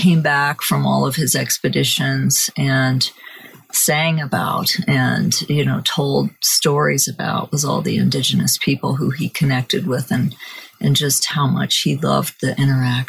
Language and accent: English; Montana, United States; growing up in Montana